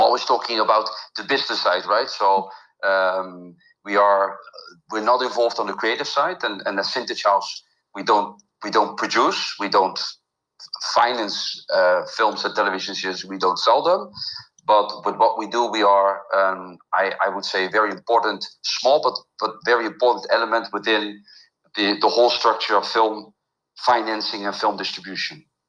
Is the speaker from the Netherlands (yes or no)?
yes; Netherlands; moved away as an adult; also born or lived in Mexico; now in Riviera Maya, Mexico; I grew up in the Netherlands